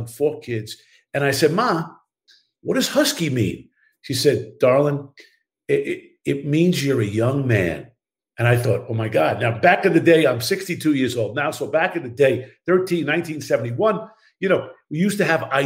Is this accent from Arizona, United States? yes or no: no; Baldwin, New York, United States; moved away as an adult; also born or lived in Brooklyn, New York; now in Los Angeles, United States; I was born in Brooklyn. I was raised in Baldwin, Long Island, Strong Island, as we say